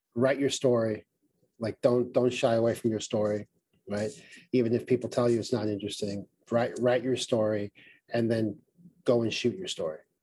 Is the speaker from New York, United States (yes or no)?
yes; New York City, New York, United States; I grew up in Brooklyn